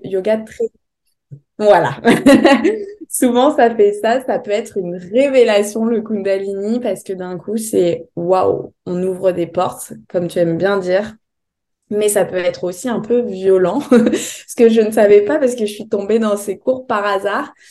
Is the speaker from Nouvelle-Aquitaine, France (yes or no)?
yes; Bordeaux, Nouvelle-Aquitaine, France; moved away as an adult; also born or lived in Paris; je suis de Bordeaux